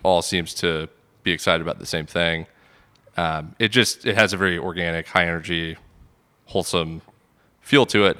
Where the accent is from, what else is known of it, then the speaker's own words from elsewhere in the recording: Sandy Springs, Georgia, United States; I grew up in Sandy Springs